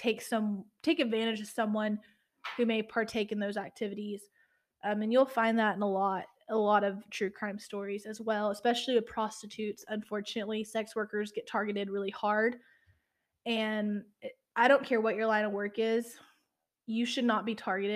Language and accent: English; Matagorda, Texas, United States; I grew up in a town that had basically a fishing village, Matagorda, which I'm from Matagorda County